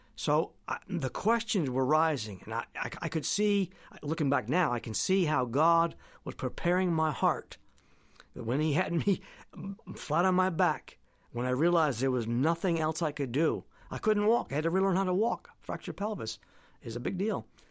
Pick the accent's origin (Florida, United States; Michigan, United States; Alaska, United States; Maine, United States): Maine, United States; Presque Isle; back in my hometown now in Presque Isle